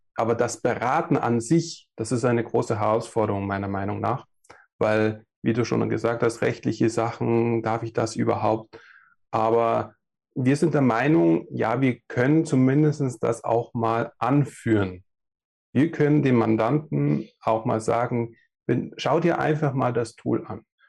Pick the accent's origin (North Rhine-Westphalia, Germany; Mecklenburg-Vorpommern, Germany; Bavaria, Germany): Bavaria, Germany; Passau area; moved away; komme ursprünglich aus dem süddeutschen Raum, Passau da die Richtung